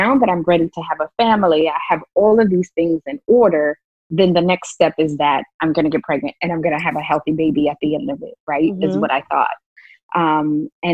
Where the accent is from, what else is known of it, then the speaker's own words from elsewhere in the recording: New Orleans, Louisiana, United States; I grew up in New Orleans